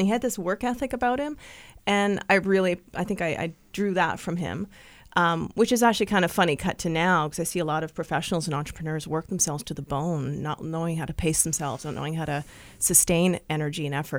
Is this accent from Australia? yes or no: no; Vancouver, British Columbia, Canada; moved away as an adult; also born or lived in Nanaimo; I'm originally from Vancouver